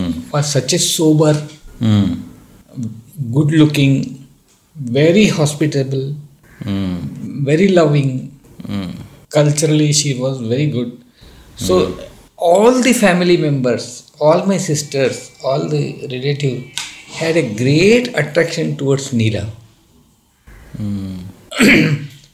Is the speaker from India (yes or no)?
yes; Dharwad, Karnataka, India; there is a family, we are all from Dharwad